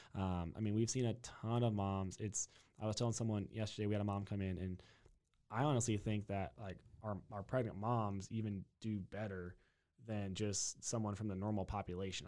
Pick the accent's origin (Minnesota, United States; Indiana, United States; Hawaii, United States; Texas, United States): Texas, United States; New Braunfels; also born or lived in Upstate New York; born and raised in Texas, uh, in, in New Braunfels, Schlitterbahn town